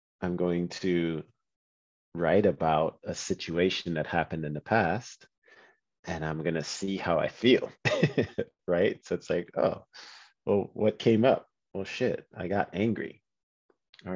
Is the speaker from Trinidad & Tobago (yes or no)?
yes; Trinidad & Tobago; I'm from Trinidad